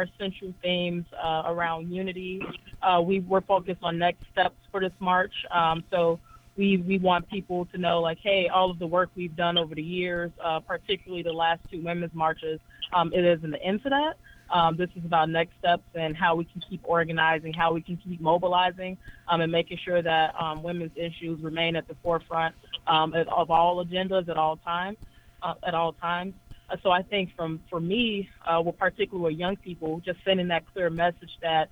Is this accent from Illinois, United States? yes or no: yes; Chicago, Illinois, United States; I'm from Chicago